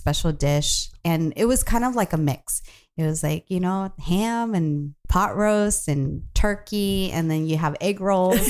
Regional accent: Orange County, California, United States; moved away; And I grew up in Orange County, so all of my family members are still there.

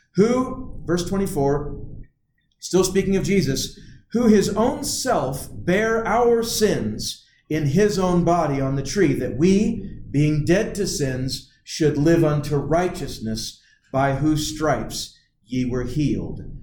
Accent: United States; we, as Americans

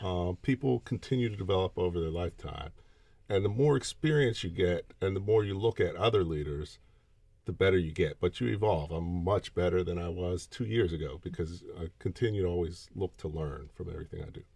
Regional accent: Pittsburgh, Pennsylvania, United States; I grew up in Pittsburgh, Pennsylvania

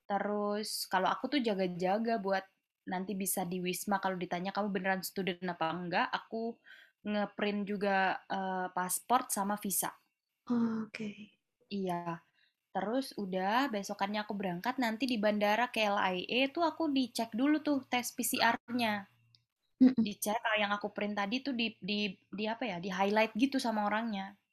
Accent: Padang, West Sumatra, Indonesia; aku kan dari Padang ya, maksudnya aku jarang banget aku hampir nggak pernah bahkan turun di Jakarta dari Malaysia.

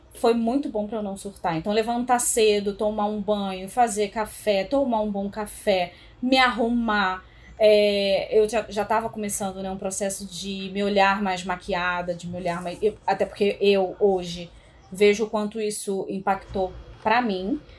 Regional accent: Rio de Janeiro, Brazil; now in São Paulo, Brazil; Como uma boa carioca

